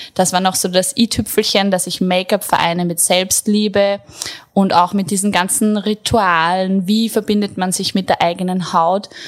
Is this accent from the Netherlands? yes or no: no; Attersee, Upper Austria, Austria; moved away; Ich komme eigentlich aus Oberösterreich, vom Attersee. Hab dort mit 16, ich habe die Schule abgebrochen, habe dann eine Friseurlehre gemacht